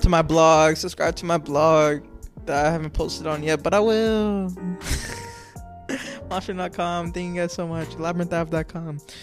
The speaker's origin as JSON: {"language": "English", "region": "Florida", "country": "United States", "said": "I'm from Florida, it's always hot outside"}